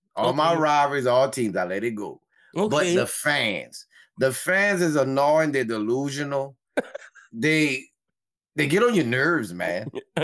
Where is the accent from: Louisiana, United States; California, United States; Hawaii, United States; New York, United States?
Louisiana, United States; Church Point; Now, I'm from Church Point. I am a military veteran.